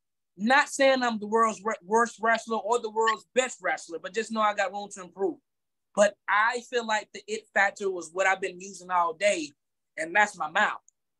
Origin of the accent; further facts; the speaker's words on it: Macon, Georgia, United States; also born or lived in Atlanta, Georgia; here in Macon, Georgia, my hometown